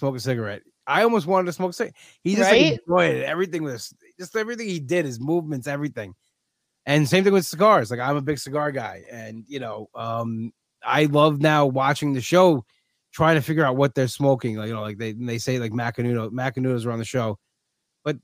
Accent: Long Island, New York, United States; I was always a Long Island guy

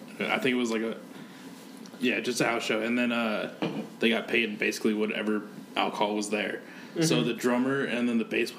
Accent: Muscatine County, Iowa, United States; I'm from Muscatine County

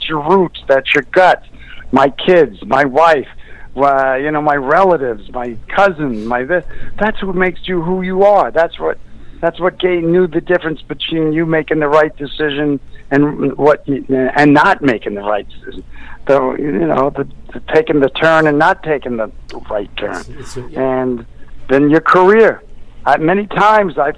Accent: New York City, New York, United States; I grew up in New York

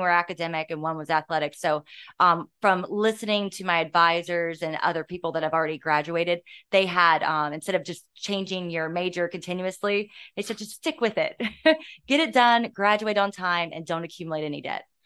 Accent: Virginia Beach, Virginia, United States; I grew up here. I went to Bayside Elementary School

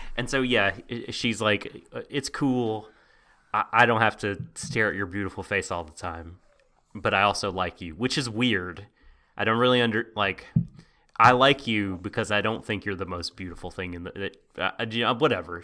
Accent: United States; I'm from America.

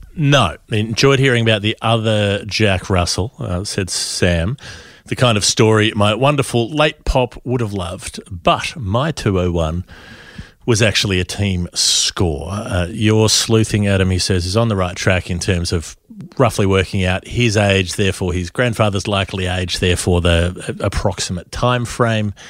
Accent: Queensland, Australia; as a Queenslander

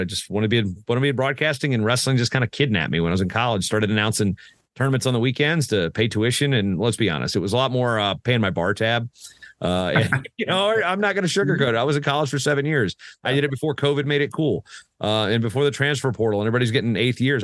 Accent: Southeastern Virginia, United States; I grew up in Southeastern Virginia

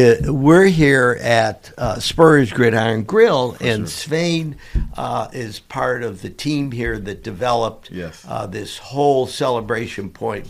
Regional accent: Cleveland, Ohio, United States; now in Florida, United States; I'm from Cleveland, Ohio, originally.

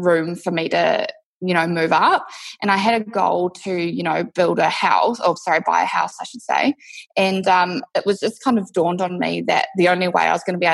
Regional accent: New Zealand; moved away as an adult; now in Perth, Australia; I'm actually from New Zealand originally. I moved to Perth, Western Australia 6 years ago

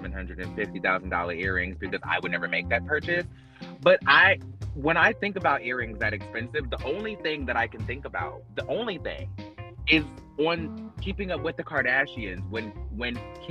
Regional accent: Fayetteville, North Carolina, United States; we're small town girls. I'm from Fayetteville, North Carolina.

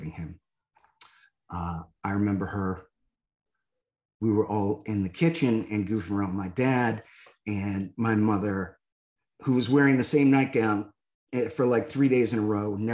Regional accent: Northeast, United States; I grew up in the Northeast in a blue collar neighborhood

